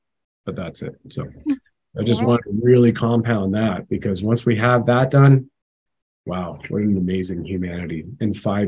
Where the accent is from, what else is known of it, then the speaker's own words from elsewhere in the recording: Canada; as a Canadian with a passport on it